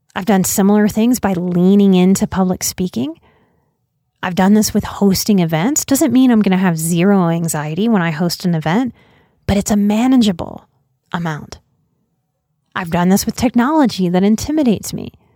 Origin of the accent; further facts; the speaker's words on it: Louisiana, United States; my home state of Louisiana